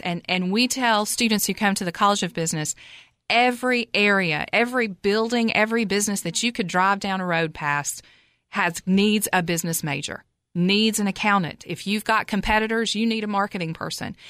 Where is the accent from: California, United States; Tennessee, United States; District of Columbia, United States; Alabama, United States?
Tennessee, United States; Cookeville; I'm from Cookville originally. I graduated high school, Cookville High School in nineteen eighty-eight